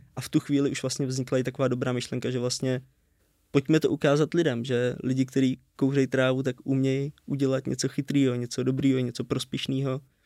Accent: Červený Kostelec, Hradec Králové Region, Czechia; moved away as an adult; now in Brno, Czech Republic; v Červeném kostelci, odkud jsme.

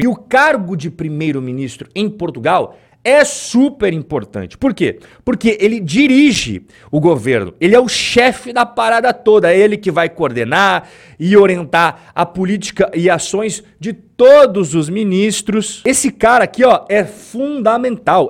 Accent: Brazil; como brasileiro

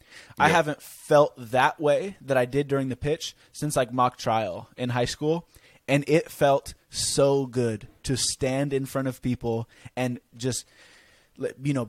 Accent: California, United States; I'm this guy from California that meets girl on TikTok.

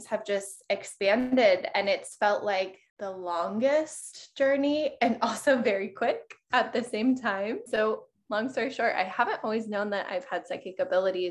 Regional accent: Colorado, United States; moved away as an adult; now in Miami, United States; I actually grew up in Colorado.

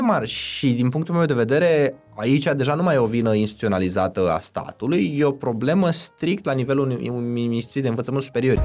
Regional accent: Iași, Iași County, Romania; moved away as an adult; now in Bucharest, Romania; eu sunt neloc din Iași

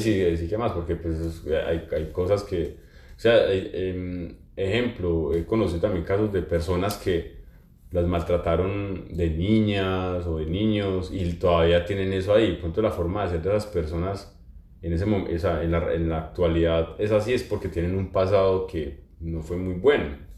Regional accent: Pereira, Risaralda, Colombia; moved away; mi ciudad de origen, en, en Pereira

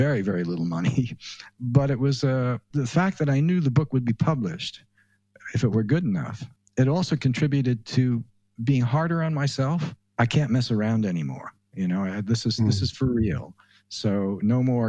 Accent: near Roosevelt Raceway, New York, United States; I grew up near Roosevelt Raceway, the old harness track, and we used to sneak in there when we were high school kids

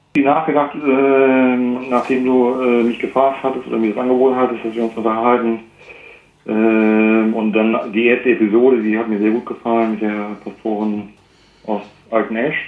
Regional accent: Bremen, Germany; Ich bin Bremer

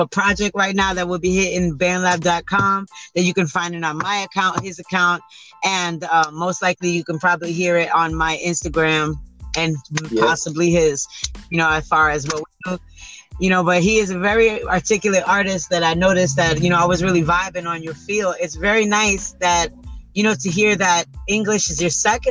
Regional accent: New York, United States; now in Orlando, United States; I was born and raised in New York

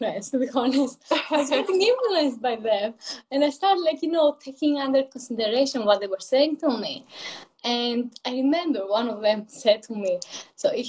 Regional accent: Greece; English is a second language; moved away as an adult; now in London, United Kingdom; So I am originally from Greece, hence the accent. I moved in London like 3.5 years ago.

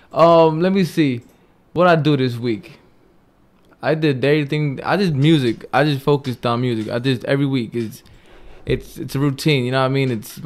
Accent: Paterson, New Jersey, United States; Well, I'm from Patterson. I grew up in Patterson.

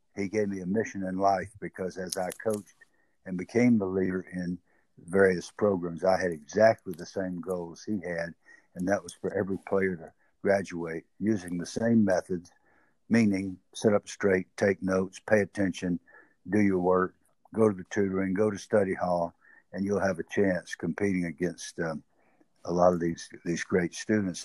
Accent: the South, United States; accent: southern; my southern accent

